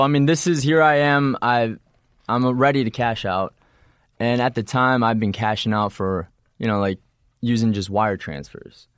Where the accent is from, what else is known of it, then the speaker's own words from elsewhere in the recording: Illinois, United States; also born or lived in Wisconsin; I'm from Illinois. Uh, I was just born there.